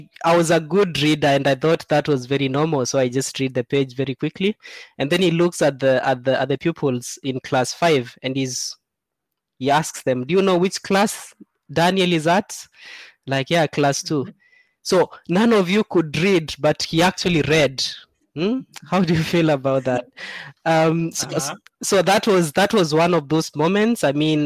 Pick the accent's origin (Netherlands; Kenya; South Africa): Kenya; eastern Kenya; I grew up in Seikuru, which is in Eastern Kenya, it's a very arid area.